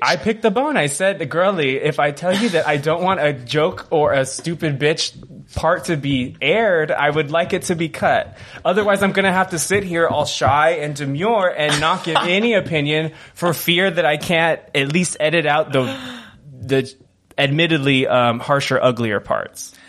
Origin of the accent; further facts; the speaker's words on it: California, United States; I'm a Californian